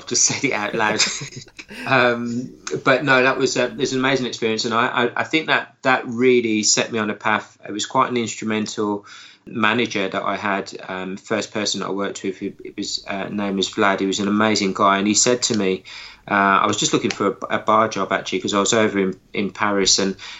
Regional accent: Birmingham, West Midlands, United Kingdom; accent: hybrid; Went to my home town of Birmingham, if you can't tell by my accent, which is a bit of a hybrid accent these days

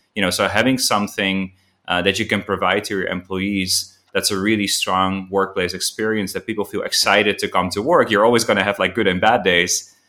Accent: Amsterdam, North Holland, Netherlands; now in Ho Chi Minh City, Vietnam; I'm originally from Amsterdam, but, uh, I'm now living in, uh, in Vietnam, in Ho Chi Minh City

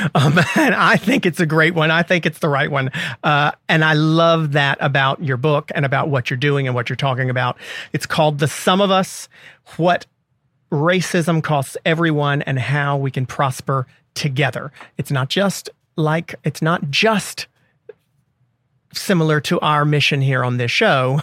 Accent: the South, United States; as a Southerner

